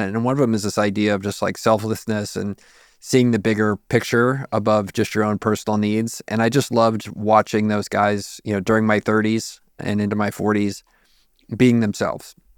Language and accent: English; San Antonio, Texas, United States; I'm from San Antonio